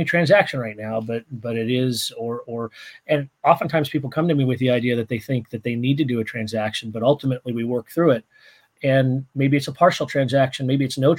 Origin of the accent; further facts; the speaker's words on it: Santa Maria, California, United States; my wife and I come from Santa Maria, California, and we barbecue with red oak, and so it married my home with oak trees